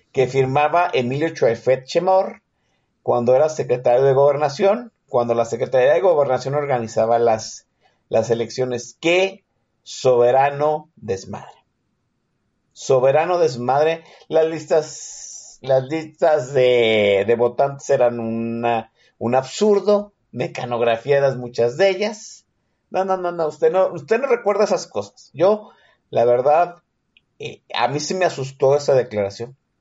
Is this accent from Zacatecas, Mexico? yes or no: no; Jalisco, Mexico; soy un habitante de Jalisco